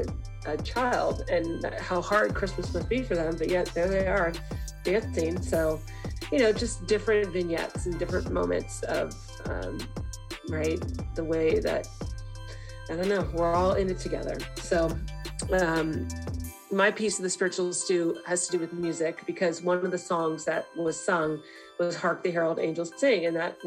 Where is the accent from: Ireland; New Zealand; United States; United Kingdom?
Ireland; I'm Irish, and part of being Irish is like living with this melancholy, like, it's just, you're always sad.